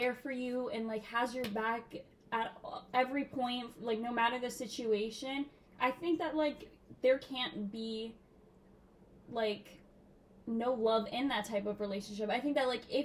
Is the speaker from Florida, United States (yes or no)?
yes; Miami, Florida, United States; moved away as an adult; now in Boston, United States; I'm 19 years old and I'm from Miami, Florida